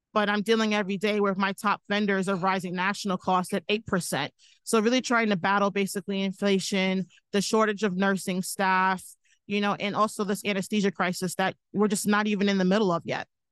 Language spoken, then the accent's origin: English; Long Island, New York, United States; I'm from Long Island, New York